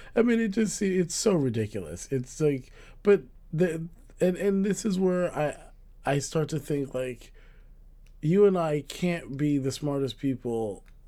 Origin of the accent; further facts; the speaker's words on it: United States; we're Americans